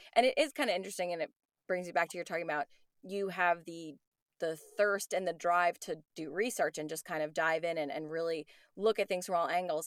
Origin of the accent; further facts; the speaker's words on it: New York, United States; moved away; I'm from New York